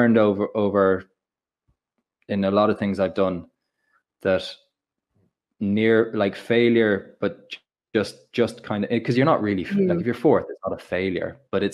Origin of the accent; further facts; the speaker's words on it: Ireland; I'm Irish